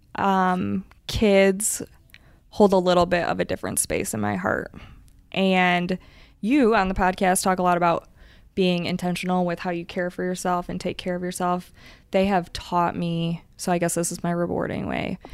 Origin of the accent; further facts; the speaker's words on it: Michigan, United States; moved away; I'm originally from Michigan